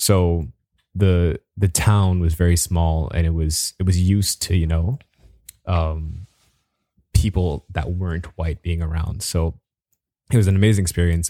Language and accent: English; Bahamas; moved away; I'm from the Bahamas.